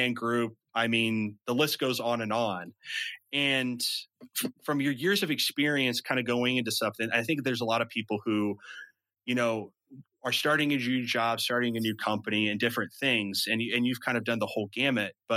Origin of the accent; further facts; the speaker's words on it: Midwest, United States; accent: Midwestern; the Midwestern in me